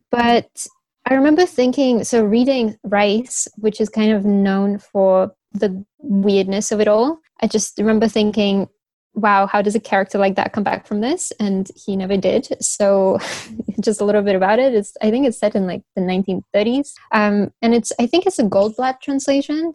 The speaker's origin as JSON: {"language": "English", "region": "Beijing", "country": "China", "tie": "born or raised there", "also_born_or_lived": "United Kingdom", "said": "I was born and raised in Beijing"}